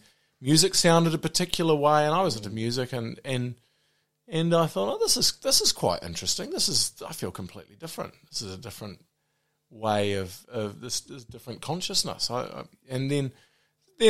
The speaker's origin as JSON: {"language": "English", "region": "Auckland", "country": "New Zealand", "tie": "born or raised there", "also_born_or_lived": "Whanganui", "said": "I was in Auckland until the end of year 11"}